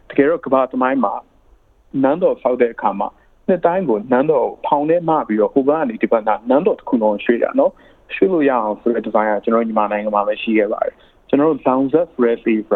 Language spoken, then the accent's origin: Burmese; Myanmar; born or raised there; now in Melbourne, Australia